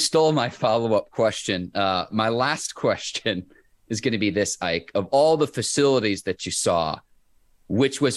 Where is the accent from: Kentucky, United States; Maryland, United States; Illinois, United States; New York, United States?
Illinois, United States; Chicago suburbs; I grew up in the Chicago suburbs